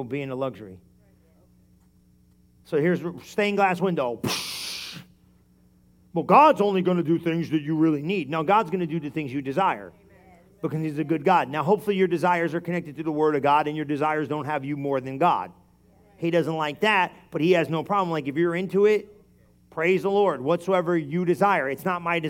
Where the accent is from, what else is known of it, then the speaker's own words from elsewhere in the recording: New Jersey, United States; We're Italian, and we're from New Jersey